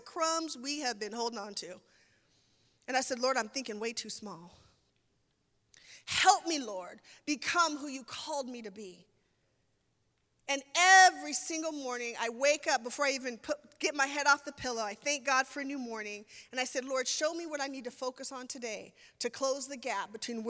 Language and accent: English; Seattle, Washington, United States; moved away; I'm from the Seattle area